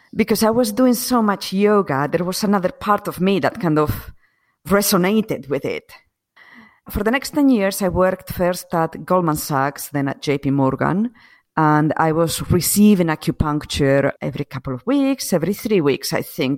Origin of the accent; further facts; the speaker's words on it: Asturias, Spain; English is a second language; moved away as an adult; also born or lived in United Kingdom / London; I was born and grew up in Spain, in, um, in the north of Spain. It's called Asturias.